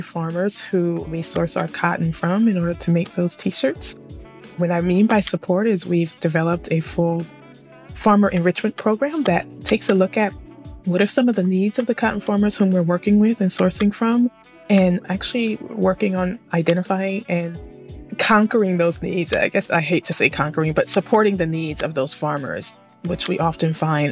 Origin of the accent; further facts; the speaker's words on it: Sacramento, California, United States; I'm originally from Sacramento, California, but I am speaking to you all today from the Central Coast of California